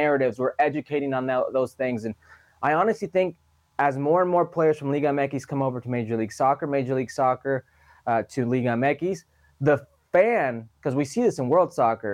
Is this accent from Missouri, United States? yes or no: no; Las Vegas, Nevada, United States; I grew up in Vegas